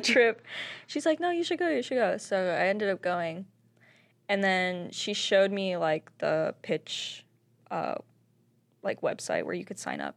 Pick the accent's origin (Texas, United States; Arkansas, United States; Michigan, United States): Arkansas, United States; Springdale; moved away as an adult; also born or lived in New York; I grew up in Springdale. I was born and raised there.